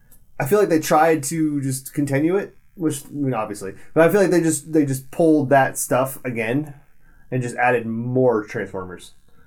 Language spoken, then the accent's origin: English; Boston, Massachusetts, United States; now in Texas, United States; No, I'm from Boston, but I moved to Texas.